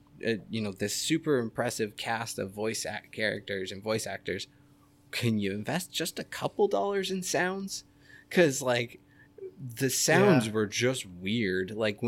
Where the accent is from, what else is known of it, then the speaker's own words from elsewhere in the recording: Boston, Massachusetts, United States; You know, I'm from Boston. We could get awesome. I'm not. And I don't have an accent.